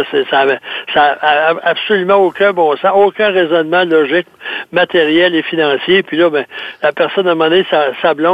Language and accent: French; Saint-Basile-le-Grand, Quebec, Canada; Chez moi, dans mon patelin, à Saint-Basile-de-Grand, il y avait une personne qui a travaillé chez Volvo euh, pendant longtemps